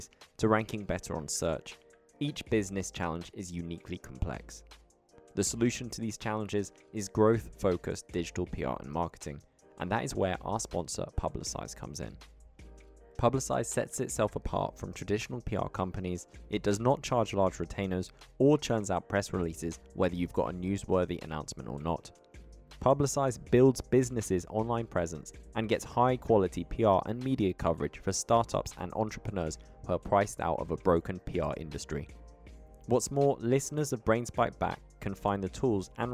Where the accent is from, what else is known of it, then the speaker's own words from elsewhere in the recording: United Kingdom; being British